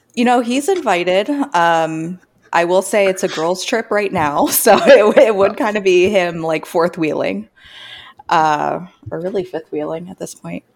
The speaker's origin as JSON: {"language": "English", "town": "Sarasota", "region": "Florida", "country": "United States", "tie": "born or raised there", "also_born_or_lived": "Orlando, Florida", "moved": "as an adult", "lives_now": "Canada", "said": "I'm from the Sarasota area, so I grew up on the beach"}